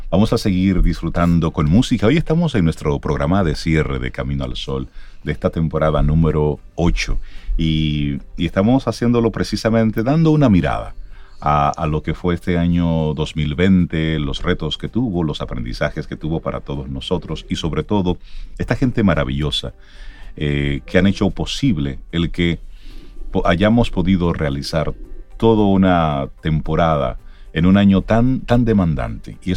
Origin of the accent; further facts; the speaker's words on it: Dominican Republic; Me da vergüenza decir que soy dominicano.